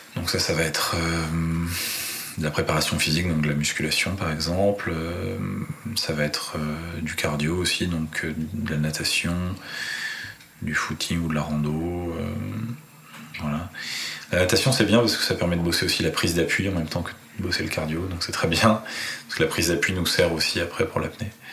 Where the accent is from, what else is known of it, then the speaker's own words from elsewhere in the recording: Paris, Île-de-France, France; moved away as an adult; now in Nice, France; j'ai grandi à Paris. Donc euh, j'ai passé 35 ans